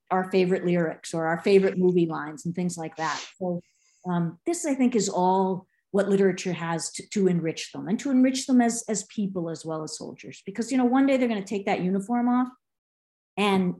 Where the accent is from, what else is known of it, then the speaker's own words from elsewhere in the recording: Boston, Massachusetts, United States; I'm from Boston.